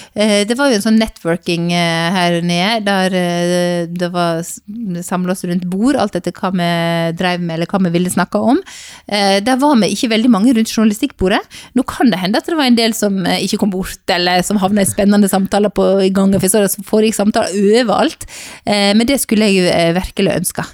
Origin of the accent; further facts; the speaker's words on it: Sogn, Vestland, Norway; now in Bergen, Norway; Og så kommer jeg fra Sogn, og oppvokst på bedehuset i Sogn, og bor nå i Bergen